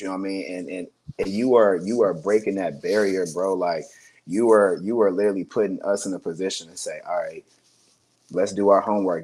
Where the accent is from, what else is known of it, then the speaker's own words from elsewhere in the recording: Columbus, Ohio, United States; now in Chicago, United States; I'm originally from Ohio.